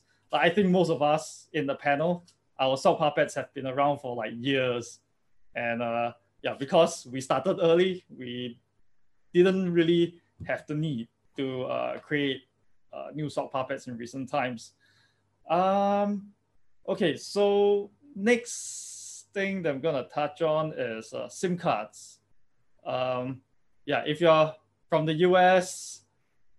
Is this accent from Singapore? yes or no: yes; Singapore; I'm from Singapore and everything is tracked